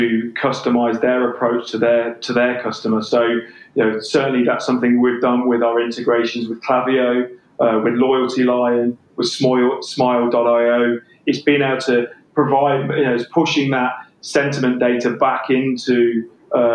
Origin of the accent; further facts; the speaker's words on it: England, United Kingdom; accent: English; my English accent